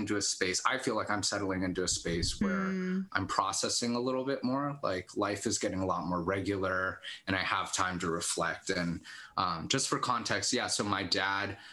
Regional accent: Los Altos, California, United States; now in Sunnyvale, United States; Born and raised in Los Altos

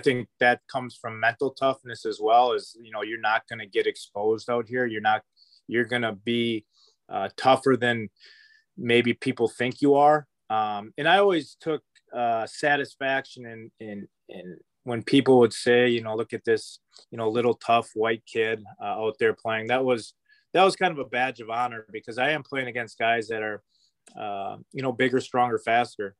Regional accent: Fond du Lac, Wisconsin, United States; I grew up in Fond du Lac

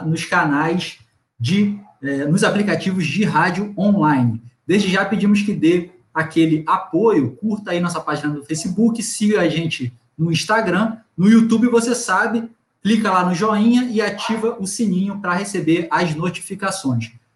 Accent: Cabo Frio, Rio de Janeiro, Brazil; eu sou de Cabo Frio, né? É a região que menos chove aqui do estado.

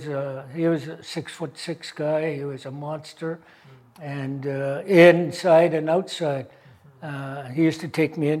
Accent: Haida Gwaii, British Columbia, Canada; now in Vancouver, Canada; I'm from Haida Gwaii. That's just 100 miles west of Prince Rupert area. I was raised most of my life there.

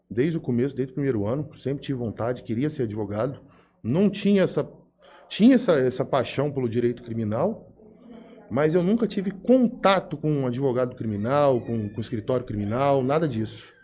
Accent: Jales, São Paulo, Brazil; Bom, sou natural de Jales, nascido, criado aqui.

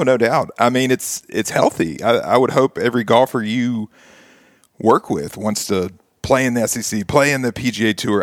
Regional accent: Nashville, Tennessee, United States; grow up here in Nashville, go to Belmont, still live here within a two-mile radius

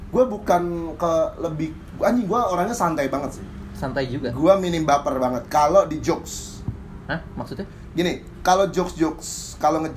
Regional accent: Central Java, Indonesia; Di daerah Jawa Tengah.

